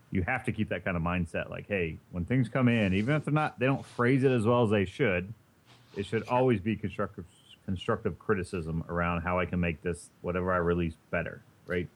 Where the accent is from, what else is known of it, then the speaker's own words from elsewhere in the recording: Indiana, United States; now in East Coast, United States; I'm from Indiana, and our big thing is corn out there